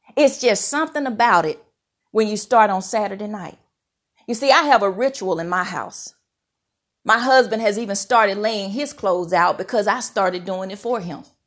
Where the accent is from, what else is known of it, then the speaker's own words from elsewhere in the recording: Mississippi, United States; moved away; I'm so thankful for how I was raised in Mississippi. I'm a proud Mississippi girl